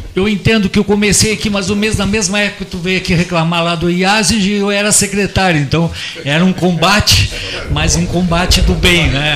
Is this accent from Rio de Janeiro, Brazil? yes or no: no; Curitiba, Paraná, Brazil; now in Pelotas, Brazil; Eu sou de Curitiba